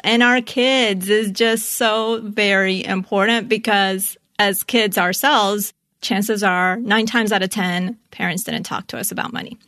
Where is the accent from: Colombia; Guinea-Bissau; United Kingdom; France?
Colombia; growing up, I was born in Colombia